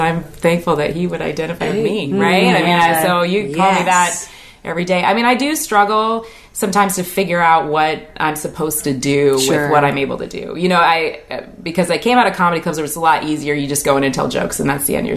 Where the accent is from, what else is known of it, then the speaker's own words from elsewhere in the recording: Puyallup, Washington, United States; I grew up in Puyallup.